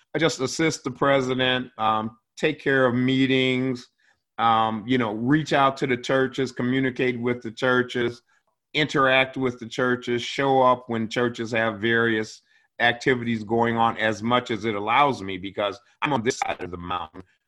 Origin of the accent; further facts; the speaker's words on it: Cleveland, Ohio, United States; now in Spokane, United States; I'm an Ohio boy. Yeah, born and raised in Cleveland